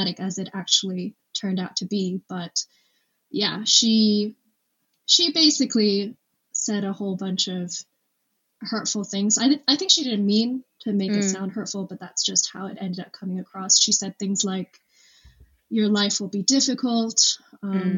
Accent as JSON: {"language": "English", "country": "Hong Kong", "tie": "born or raised there", "moved": "as an adult", "lives_now": "United Kingdom", "said": "growing up in Hong Kong"}